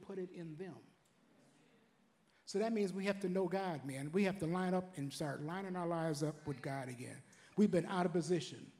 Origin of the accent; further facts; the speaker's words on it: Detroit, Michigan, United States; I was raised in Detroit back in the 60s